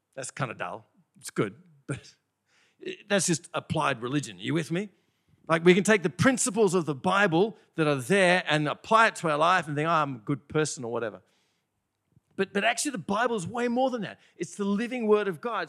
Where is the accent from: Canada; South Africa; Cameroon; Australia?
Australia; Bathurst, New South Wales; moved away; also born or lived in Sydney, Australia; I'm from Bathurst